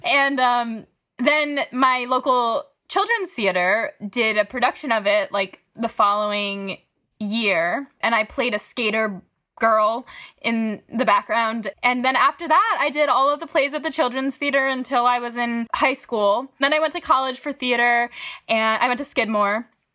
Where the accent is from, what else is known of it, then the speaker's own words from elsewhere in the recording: Syracuse, New York, United States; moved away as an adult; now in Brooklyn, United States; I'm currently zooming from Syracuse, New York, but I live, big air quotes, in Brooklyn. Um, I just got out of the city as soon as possible to be with my family and my dog. So here I am in my childhood closet.